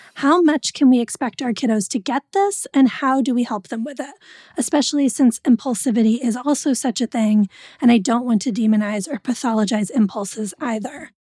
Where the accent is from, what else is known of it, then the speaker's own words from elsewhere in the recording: New England, United States; I grew up in New England.